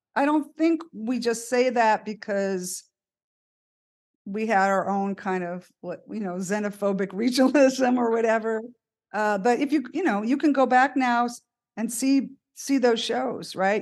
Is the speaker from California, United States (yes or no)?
yes; San Francisco, California, United States; we're from San Francisco